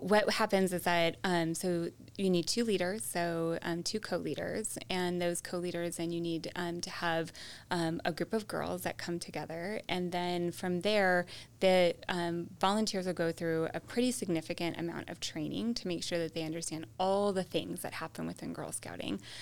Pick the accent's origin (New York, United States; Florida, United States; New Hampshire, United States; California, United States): California, United States; I was born in California, I grew up in California